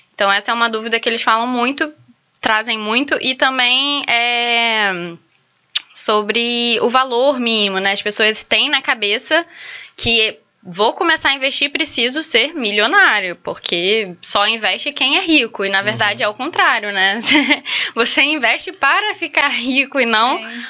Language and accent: Portuguese; São Gonçalo, Rio de Janeiro, Brazil; eu sou lá de São Gonçalo